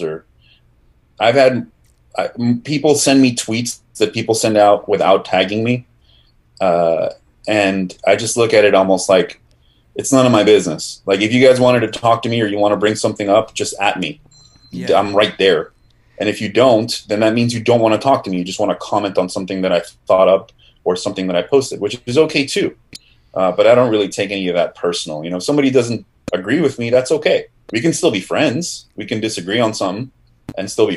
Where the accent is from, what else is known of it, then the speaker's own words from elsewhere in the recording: Miami, Florida, United States; also born or lived in Argentina; I was born in Argentina, but my parents immigrated to Miami when I was 4. So I'm not born, but I'm bred here